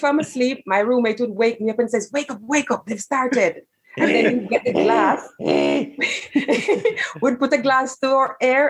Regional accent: Jamaica; So I am from Jamaica

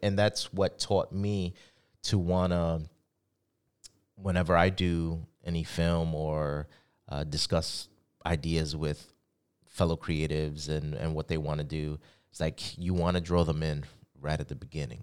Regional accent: New York City, New York, United States; growing up in the Bronx

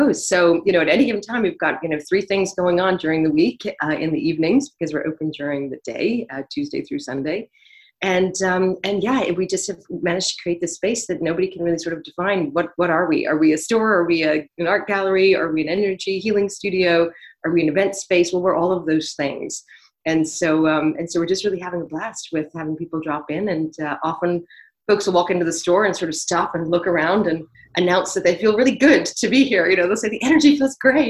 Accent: Dublin, Leinster, Ireland; moved away as an adult; also born or lived in Canada / Dún Laoghaire; now in New York, United States; I was raised in Dublin, lived in a town on the ocean called Dunleary

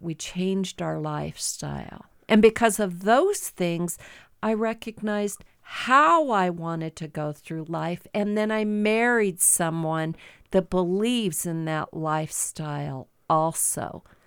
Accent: Midwest, United States; moved away as an adult; now in Great Falls, United States; I grew up in the Midwest

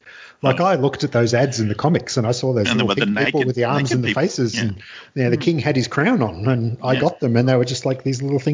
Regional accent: Scotland, United Kingdom; now in Australia; I grew up in Scotland

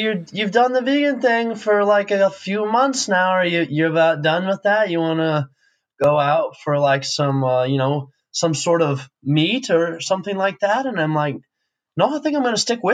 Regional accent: Wyoming, United States; I'm from Wyoming, I grew up a rancher

